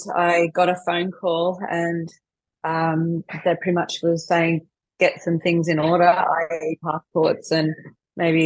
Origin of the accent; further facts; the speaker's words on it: Sydney, New South Wales, Australia; I'm from the Northern Beaches in Sydney.